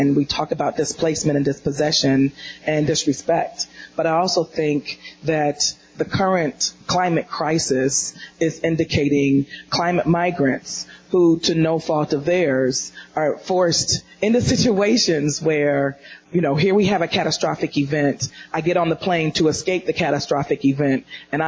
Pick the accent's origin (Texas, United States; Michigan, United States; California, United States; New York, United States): Michigan, United States; Detroit; I'm from Detroit